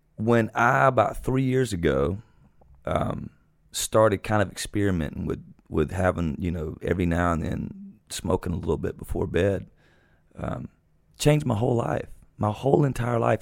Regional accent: South Georgia, United States; moved away as an adult; Growing up in South Georgia

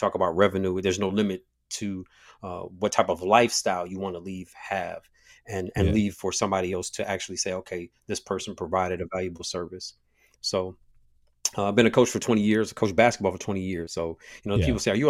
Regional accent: Toledo, Ohio, United States; Born and raised in Toledo, Ohio, which is Northwest Ohio. Shout out to the 419

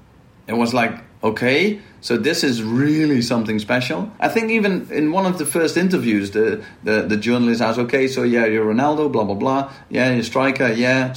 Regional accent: Maastricht, Limburg, Netherlands; moved away; I'm from Maastricht, and Maastricht is well known for carnival

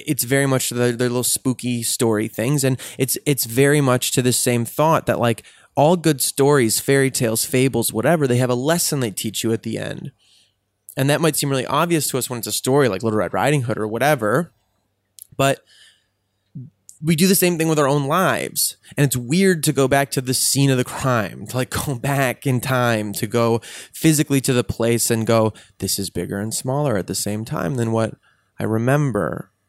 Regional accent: Highland Park, Illinois, United States; Well, I'm from the North Shore of Chicago, this little town called Highland Park, which is a pretty nice little very bubble of a town.

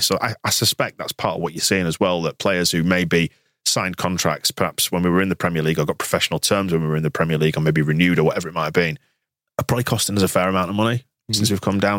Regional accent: England, United Kingdom; I'm from England

